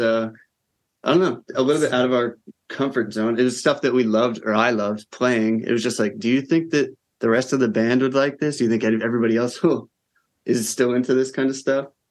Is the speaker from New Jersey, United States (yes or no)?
yes; New Jersey, United States; as like a white boy growing up in New Jersey